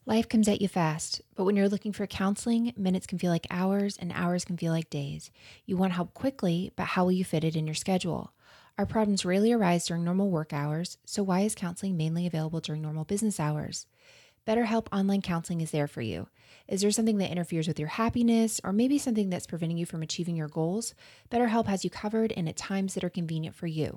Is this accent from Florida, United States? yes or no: yes; Florida, United States; accent: Florida; my American accent is coming out and, uh, m, Florida accent